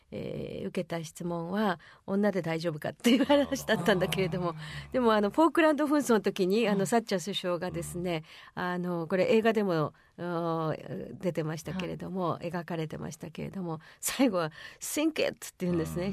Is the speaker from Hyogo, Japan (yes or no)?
yes; Hyogo, Japan; 私、兵庫県ですからね